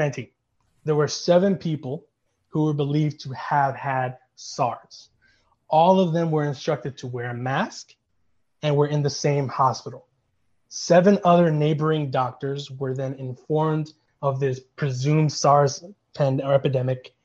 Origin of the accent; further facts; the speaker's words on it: New York City, New York, United States; I grew up in Flushing, Queens, which is literally like the Chinatown of the city